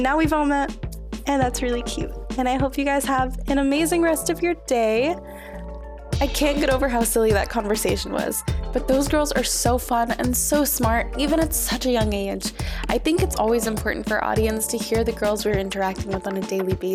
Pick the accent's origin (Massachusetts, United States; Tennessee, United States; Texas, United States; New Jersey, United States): Texas, United States; Houston; moved away; I'm from Houston